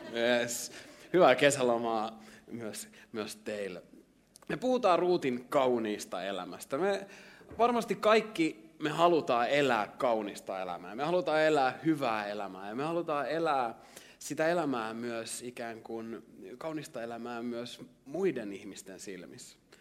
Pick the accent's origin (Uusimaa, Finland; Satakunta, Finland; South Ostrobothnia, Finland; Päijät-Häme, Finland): Päijät-Häme, Finland; Lahti; mä oon tullut Lahdesta, jos mä oon lahtelainen